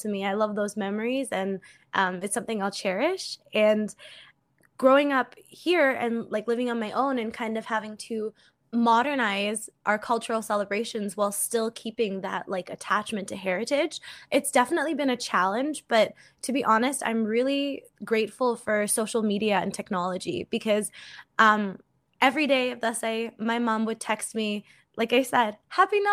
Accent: New England, United States; also born or lived in Nepal; now in Canada; I grew up in New England

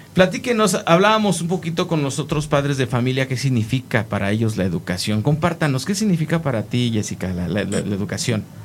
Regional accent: Mexico; siendo los hijos del maíz como mexicanos

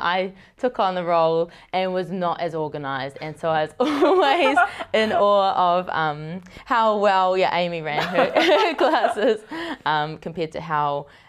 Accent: Helensville, Auckland, New Zealand; However, I grew up in Helensville, out west. So, way out west, out in the farmland.

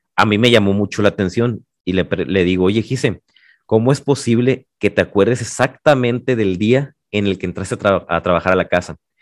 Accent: Los Mochis, Sinaloa, Mexico; moved away as an adult; now in Guadalajara, Mexico; soy de los mochis orgullosamente. Tengo más años viviendo en Guadalajara

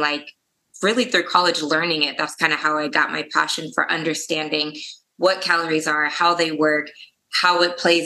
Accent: United States; also born or lived in Germany; I grew up in a small town near Kansas City. I was actually born in Germany, moved to America when I was 8

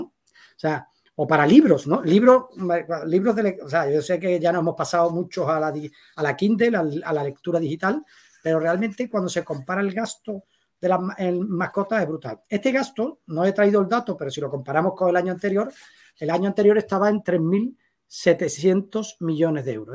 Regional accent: Seville, Andalusia, Spain; yo soy un sevillano con cinco hijos, 53 años, tres perros

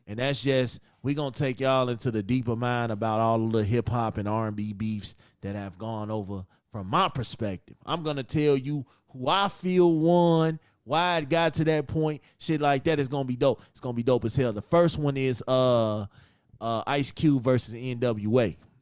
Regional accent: Chicago, Illinois, United States; my hometown, Chicago

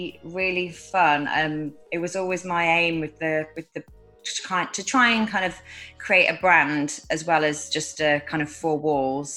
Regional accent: United Kingdom; moved away as an adult; also born or lived in Ibiza; now in United States; I'm British

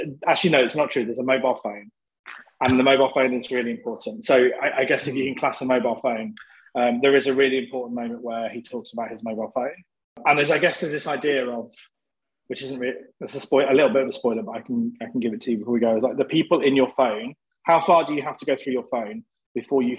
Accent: Coventry, West Midlands, United Kingdom; I'm from Coventry in the Midlands

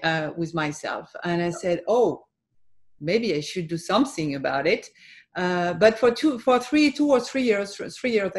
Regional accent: France; also born or lived in Boston; I was born and raised in France.

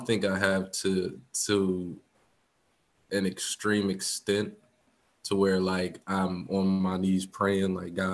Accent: United States; we're American

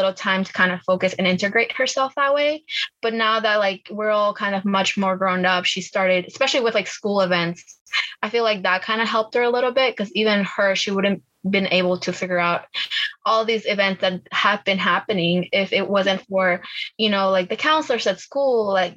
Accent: Virginia, United States; English is a second language; also born or lived in Bolivia; I was born in Bolivia. I came here when I was like seven years old to Virginia

